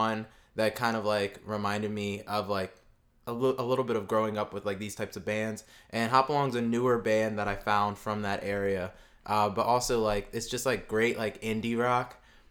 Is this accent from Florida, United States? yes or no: no; Southern New Jersey, United States; I'm from Southern New Jersey.